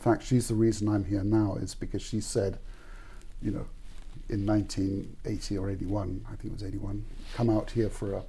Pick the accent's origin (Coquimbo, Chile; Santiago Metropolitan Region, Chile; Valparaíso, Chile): Santiago Metropolitan Region, Chile; Santiago; I was born in Chile, in Santiago.